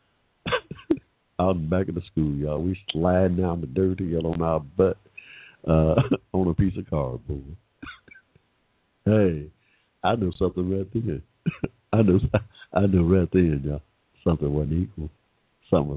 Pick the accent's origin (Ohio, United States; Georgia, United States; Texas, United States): Georgia, United States; McDonough; I was born in 1945 in Georgia, y'all, without financial or 14th Amendment right protections. Me, when I started school in 1951 in this state, I rode right past a white school that seemed like right next door, all the way to a rundown black school in McDonough